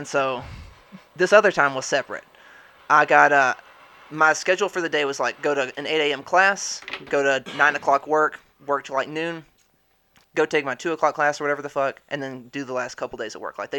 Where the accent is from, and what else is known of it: Mexico